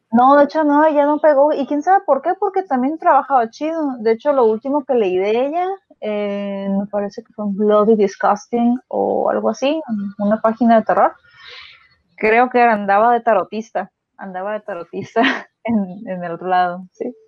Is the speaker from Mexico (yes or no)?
yes; Mexico; yo de niña, pues, digo, vivimos en México